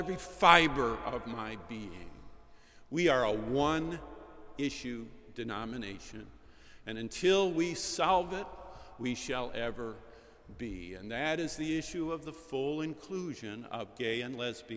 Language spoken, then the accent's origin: English; upstate New York, United States; moved away; I come to you from the Green Hills of upstate New York